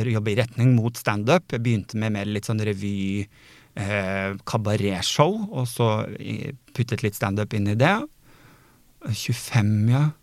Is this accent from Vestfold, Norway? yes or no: yes; Sandefjord, Vestfold, Norway; moved away; jeg flytta jo fra Sandefjord for jeg ville noe mer. Jeg ville noe større enn det Sandefjord kunne tilby meg.